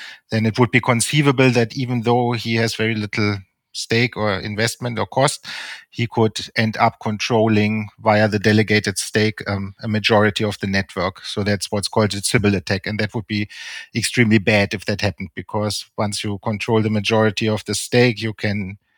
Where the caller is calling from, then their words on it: Regensburg, Bavaria, Germany; I'm in Regensburg in Germany.